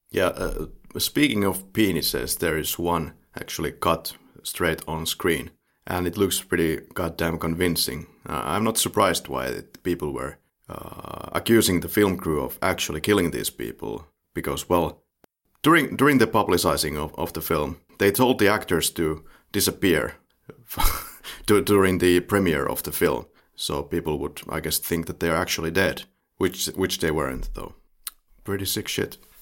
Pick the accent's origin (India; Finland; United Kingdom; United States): Finland; the Finnish way of looking at this